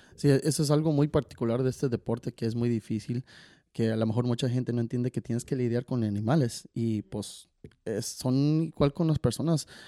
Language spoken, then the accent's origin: Spanish; Chicago, Illinois, United States; moved away; also born or lived in California; yo crecí charré en Chicago y he charreado en California